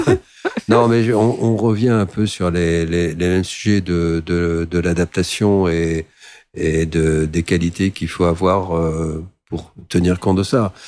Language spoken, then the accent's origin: French; France; moved away as an adult; also born or lived in Côte d'Ivoire; en tant que Français